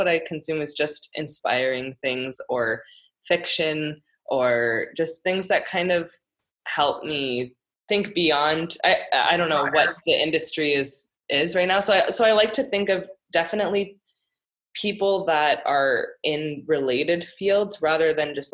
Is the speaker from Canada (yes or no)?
yes; Ontario, Canada; now in Vancouver, Canada; I am originally from Ontario